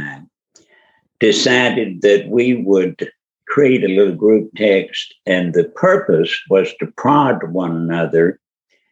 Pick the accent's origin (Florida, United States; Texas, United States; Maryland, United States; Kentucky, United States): Kentucky, United States; also born or lived in Louisville, Kentucky; I grew up in Kentucky, but not in Louisville. I grew up on a tobacco farm 200 miles southwest of Louisville on the Tennessee-Kentucky line.